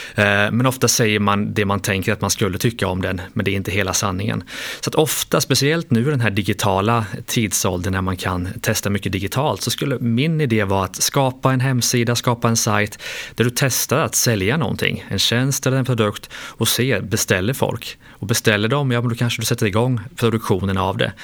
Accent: Lidköping, Västra Götaland, Sweden; Lidköping i Västergötland

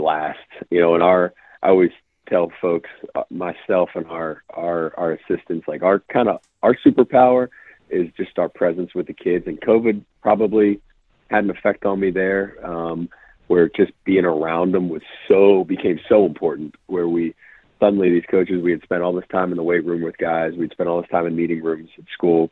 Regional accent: Western Pennsylvania, United States; moved away; I grew up in Western PA too

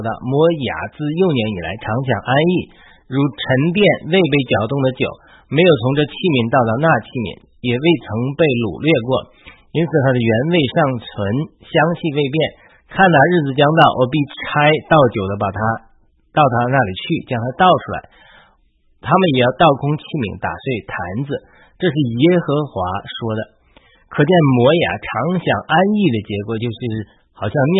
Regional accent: China; 作为一个中国基督徒

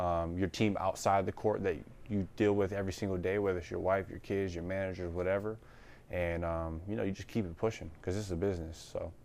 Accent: Detroit, Michigan, United States; moved away; going home to Detroit

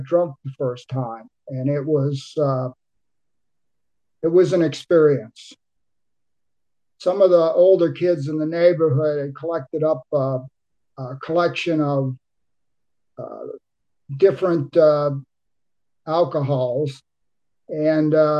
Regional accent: Cincinnati, Ohio, United States; also born or lived in Boston, Massachusetts; When I was in the third grade, my father moved us to Cincinnati

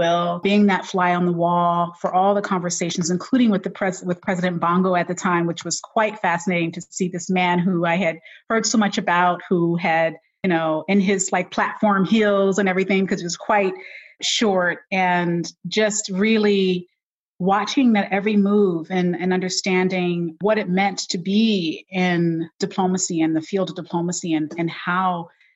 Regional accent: Philadelphia, Pennsylvania, United States; moved away as an adult; I'm from Philadelphia, West Philadelphia, originally born and raised by my mother

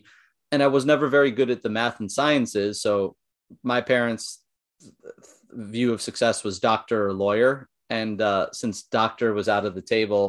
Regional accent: San Jose, California, United States; born there; Like I was technically born in California in San Jose area. actually born at Stanford Hospital.

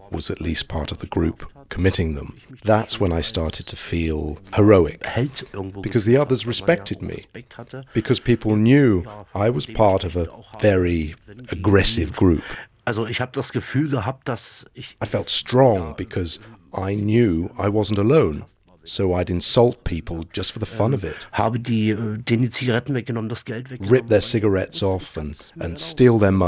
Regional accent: Saxony, Germany; I'm originally from Saxony in the former East Germany.

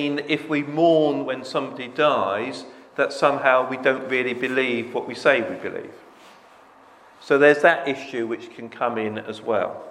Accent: United Kingdom; us as British people

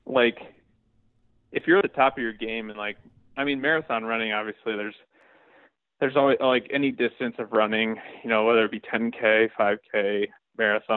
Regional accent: Boone, Iowa, United States; my hometown again in Boone, like in the center of the state

